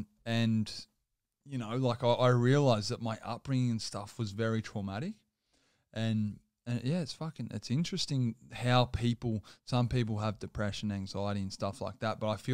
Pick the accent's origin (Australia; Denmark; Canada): Australia; Campbelltown, New South Wales; I grew up in Campbelltown.